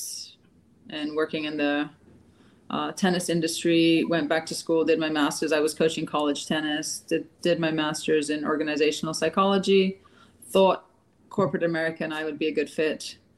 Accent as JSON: {"language": "English", "country": "Gibraltar", "tie": "born or raised there", "said": "I grew up in Gibraltar, which is a British colony, southernmost tip of Spain"}